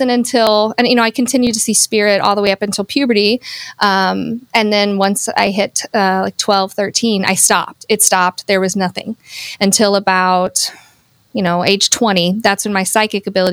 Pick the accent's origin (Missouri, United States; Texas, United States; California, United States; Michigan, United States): Missouri, United States; Palmyra; now in Hannibal, United States; I'm from Palmyra, Missouri, which is just like 12 miles west of Hannibal